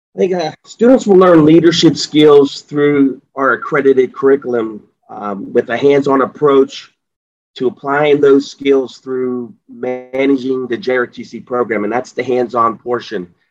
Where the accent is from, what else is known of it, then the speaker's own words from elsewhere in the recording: Pittsburgh, Pennsylvania, United States; I uh, was born and raised in the Pittsburgh area, so I know the area very well